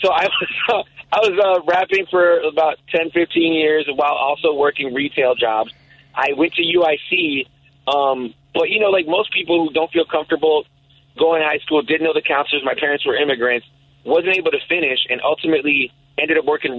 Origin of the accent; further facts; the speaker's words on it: Chicago, Illinois, United States; First, it was like Milwaukee, Damon area, like in the late 80s, early 90s. But because we were broke and an immigrant family, every 2 years we'd move. So I went from there to North and Keeler